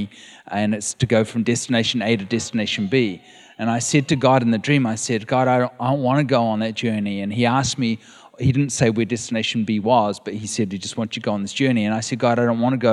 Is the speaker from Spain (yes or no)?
no; New Zealand; moved away as an adult; now in California, United States; We are from New Zealand